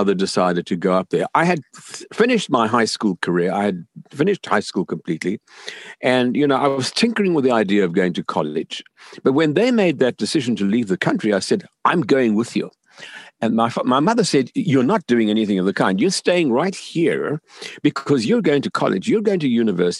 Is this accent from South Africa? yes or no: yes; South Africa; moved away as an adult; also born or lived in Zambia; now in Los Angeles, United States; I grew up in South Africa